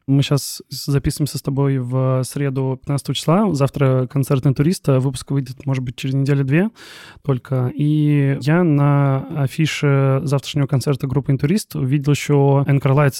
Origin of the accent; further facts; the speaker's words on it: Kaliningrad, Kaliningrad Oblast, Russia; я из Калининграда, и э, у нас, э, не скажу, что прям какая-то большая там местная инди-сцена